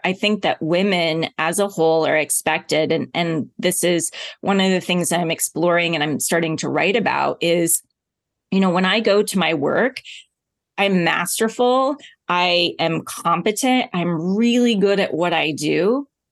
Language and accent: English; Oklahoma, United States; I grew up in Oklahoma.